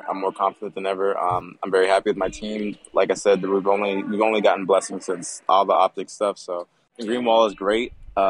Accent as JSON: {"language": "English", "town": "Clearwater", "region": "Florida", "country": "United States", "moved": "as an adult", "lives_now": "Dallas, United States", "said": "I'm from Clearwater / Tampa, Florida."}